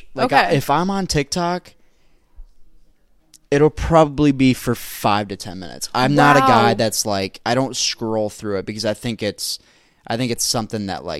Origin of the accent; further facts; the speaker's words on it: Indiana, United States; I'm from Indiana.